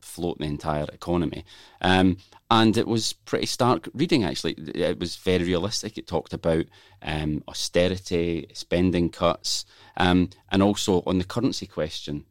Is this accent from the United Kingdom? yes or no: yes; Scotland, United Kingdom; accent: Scottish; you can tell from my accent where I'm from.